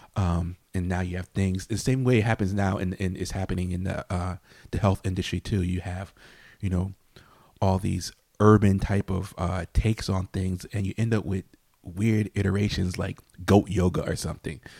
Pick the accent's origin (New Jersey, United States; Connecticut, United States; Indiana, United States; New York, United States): Connecticut, United States; New Haven; I grew up in New Hallville in New Haven